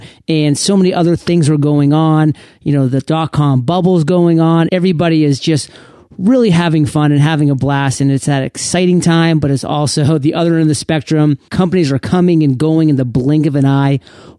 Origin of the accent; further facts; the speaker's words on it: Maine, United States; Well, being born and raised in Maine, Shannon, I can really appreciate it.